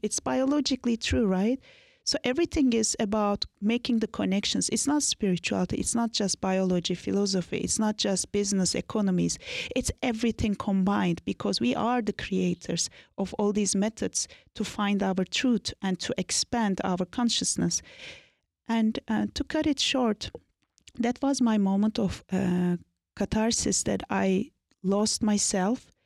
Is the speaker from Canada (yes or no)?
no; Anatolia, Turkey; I was born and raised in Turkey, in Anatolia.